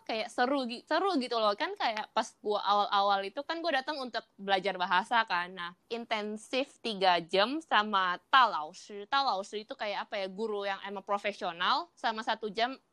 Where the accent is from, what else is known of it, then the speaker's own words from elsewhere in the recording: Indonesia; now in Taiwan; Soalnya gua di Taiwan kalau ngenalin diri ke, ke orang baru, oh gua dari Indo